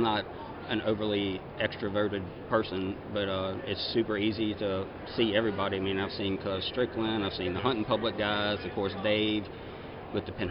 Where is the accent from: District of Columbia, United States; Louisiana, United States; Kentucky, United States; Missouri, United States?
Louisiana, United States; Zachary; I was born and raised in Zachary, Louisiana, and grew up there